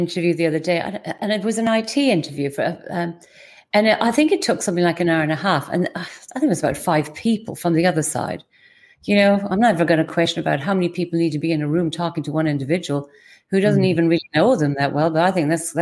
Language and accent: English; Ireland; being typically Irish